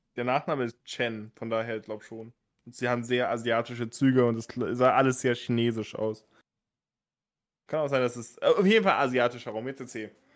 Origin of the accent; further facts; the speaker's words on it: Bremen, Germany; Ich komme aus Bremen